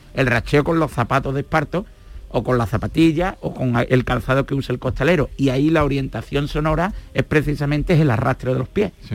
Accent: Córdoba, Andalusia, Spain; now in Seville, Spain; yo nací en Córdoba, pero vivo en Sevilla

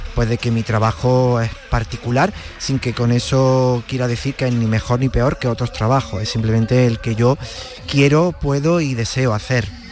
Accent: Villa del Río, Andalusia, Spain; yo soy de pueblo, de Villa del Río, un pueblo de Córdoba

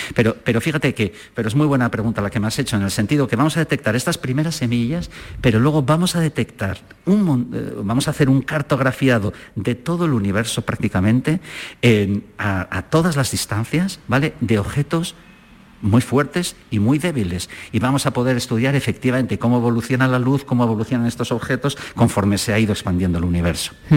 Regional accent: San Sebastián, Basque Country, Spain; moved away as an adult; also born or lived in Zaragoza / Germany; now in Granada, Spain; yo soy de San Sebastián, y estudié la carrera de físicas en Zaragoza

